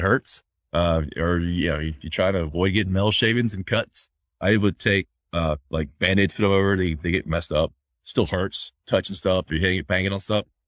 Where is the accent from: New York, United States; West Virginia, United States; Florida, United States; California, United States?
Florida, United States; moved away; I'm from Florida.